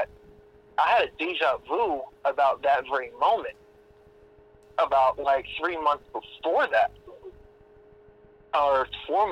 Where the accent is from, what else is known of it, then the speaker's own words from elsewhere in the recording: Florida, United States; moved away; I'm from Florida